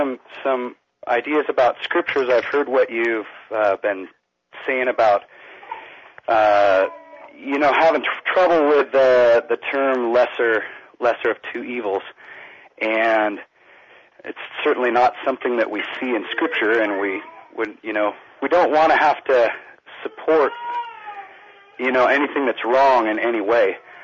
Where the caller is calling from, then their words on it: Lakeport, California, United States; I'm calling from Lakeport, California.